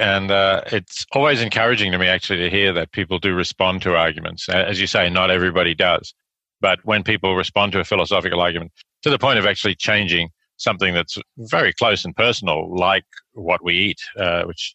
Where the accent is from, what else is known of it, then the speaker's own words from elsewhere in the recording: Australia; accent: Australian; moved away as an adult; also born or lived in Oxford, United Kingdom / New York, United States; now in Princeton, United States; As your listeners can probably tell from my accent, I'm Australian by background. I grew up in Australia